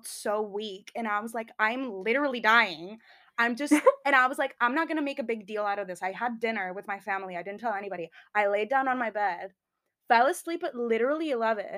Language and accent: English; Spain; moved away as an adult; now in United Kingdom; I'm from Spain.